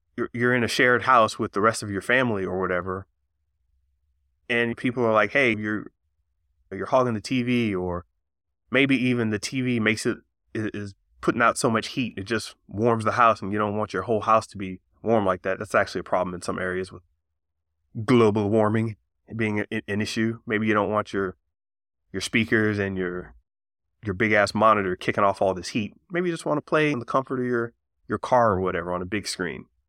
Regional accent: Florida, United States; I'm from Florida

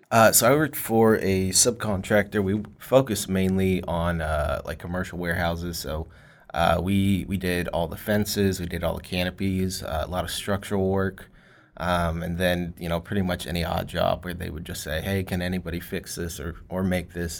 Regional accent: Fort Worth, Texas, United States; also born or lived in Grand Prairie, Texas; I'm actually born and raised here from Fort Worth.

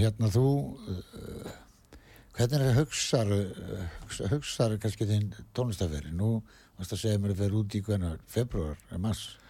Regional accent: Westfjords, Iceland; moved away as an adult; ég er frá Ísafeyri og er þar mm. til 20 sko og ég er búin að vera hérna í 40 ár

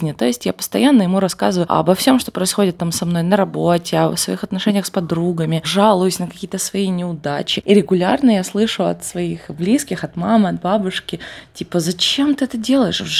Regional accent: Voronezh, Voronezh Oblast, Russia; мне 30, и я из Воронежа.

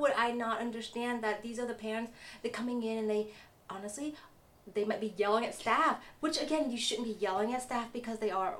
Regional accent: Vietnam; moved away; growing up in Vietnam

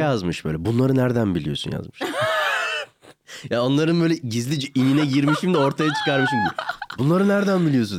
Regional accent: Ankara, Turkey; ben bir de Ankaralıyım.

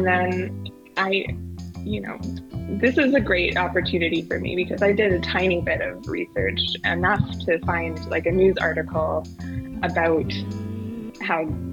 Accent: Edmonton, Alberta, Canada; I grew up in Crestwood, right beside the MacKinnon

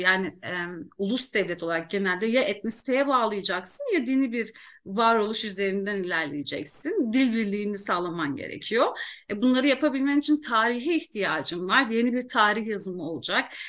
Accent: Iğdır, Turkey; memleketim doğum yerim Iğdır

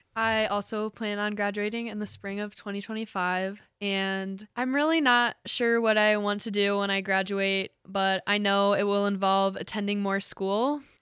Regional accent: Mason, Ohio, United States; moved away as an adult; now in Hillsdale, United States; I am from Mason, Ohio, which is a suburb outside of Cincinnati

